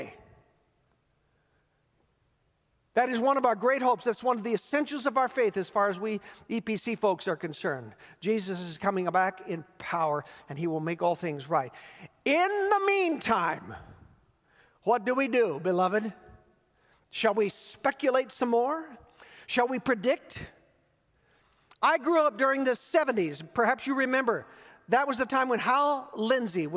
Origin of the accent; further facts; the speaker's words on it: United States; especially as American Christians.